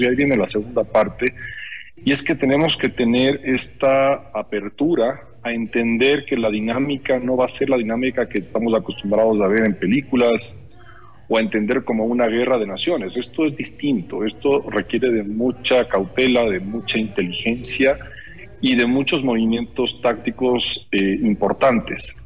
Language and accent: Spanish; Ecuador; todos nosotros como ecuatorianos